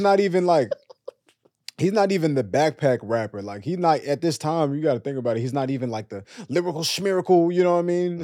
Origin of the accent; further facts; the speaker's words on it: Dallas, Texas, United States; I'm from Dallas, we both from Texas